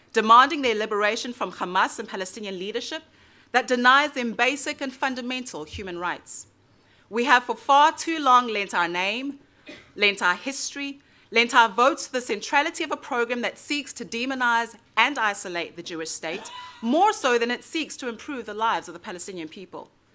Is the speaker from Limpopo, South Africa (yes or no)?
no; Pretoria, Gauteng, South Africa; I was born in Pretoria, which is the capital city of South Africa, so I've never doubted that I was a South African.